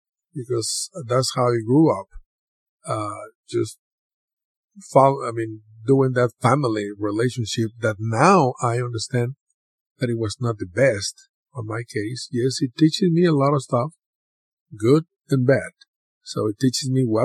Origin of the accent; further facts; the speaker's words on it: Mexico; moved away; growing up in Mexico